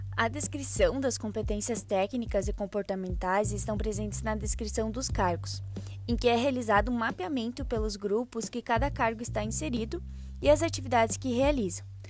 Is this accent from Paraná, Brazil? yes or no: no; Frederico Westphalen, Rio Grande do Sul, Brazil; sou natural de Frederico Westphalen, cidade localizada perto da divisa com Santa Catarina